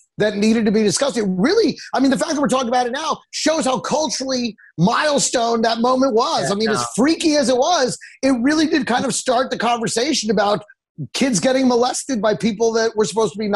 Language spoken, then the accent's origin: English; Dallas, Texas, United States; growing up in Dallas